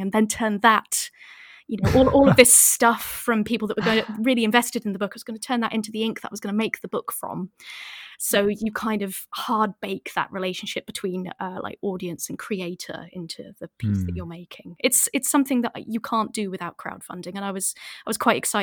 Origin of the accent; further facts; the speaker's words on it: Northamptonshire, East Midlands, United Kingdom; I'm from Northamptonshire